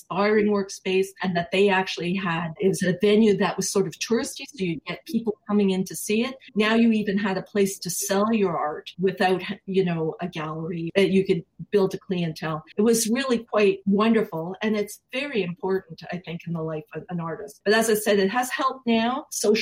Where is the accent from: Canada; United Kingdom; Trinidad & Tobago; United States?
Canada; Montreal, Quebec; also born or lived in Toronto; now in Brampton, Canada; I'm from Montreal